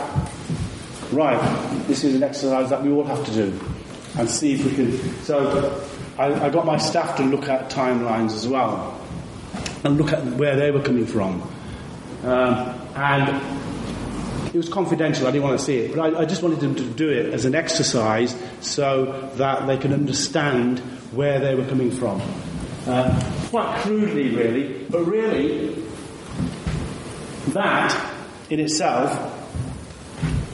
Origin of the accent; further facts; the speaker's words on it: India; moved away; I was born in India